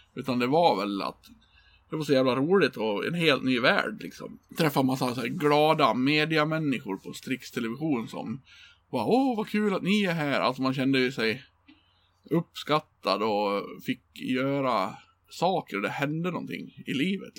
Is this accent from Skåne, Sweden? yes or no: no; Björbo, Dalarna County, Sweden; moved away; bor liksom i en liten by som jag kommer från, Björbo.